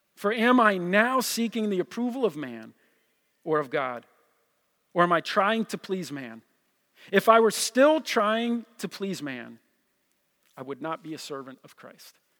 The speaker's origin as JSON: {"language": "English", "region": "New Jersey", "country": "United States", "said": "I'm from Jersey"}